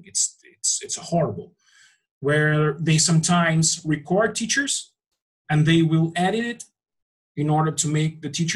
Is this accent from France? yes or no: no; Brazil; Here in my hometown